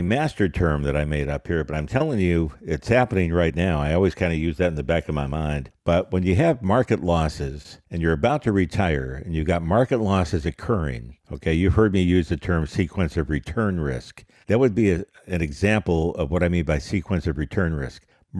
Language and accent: English; United States; It's the worst I've ever seen it as an American.